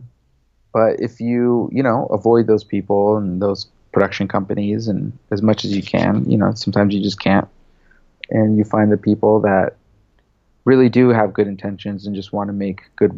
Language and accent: English; United States; first language English; also born or lived in Lebanon; I'm American, you know, I'm more American than I am Lebanese in my eyes, just because English was my first language